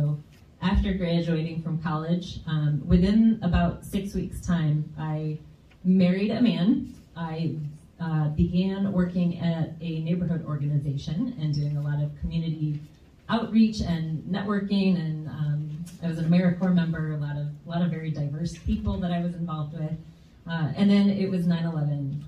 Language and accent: English; Grand Rapids, Michigan, United States; I grew up here in West Michigan in Grand Rapids